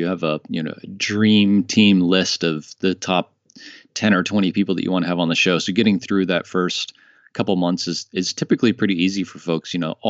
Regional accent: United States; moved away as an adult; now in France; Dave lives in Colorado and I live in France now. I'm American, but I've been living in France for the last 2 years.

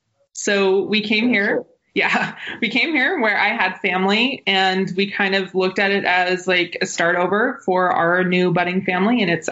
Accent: Utah, United States; also born or lived in Provo / New York City; Well, no, because 2 weeks after my birth, they moved to New York City. So I lived in New York for a little while. Then we moved back to Utah.

